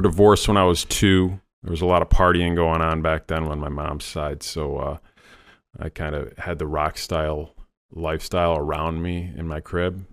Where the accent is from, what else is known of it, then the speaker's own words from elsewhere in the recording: Rochester, New York, United States; also born or lived in Saratoga Springs, New York / Plattsburgh, New York; I was born in Rochester, New York